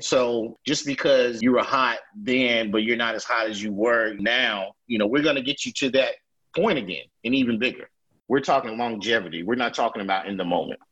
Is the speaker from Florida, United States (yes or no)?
no; Durham, North Carolina, United States; growing up in Durham, you rarely had racism because everybody in Durham was black